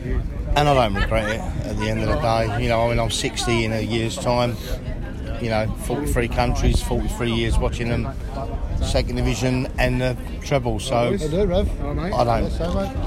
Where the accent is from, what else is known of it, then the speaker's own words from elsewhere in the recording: Basildon, East of England, United Kingdom; I grew up in Basildon, in Essex.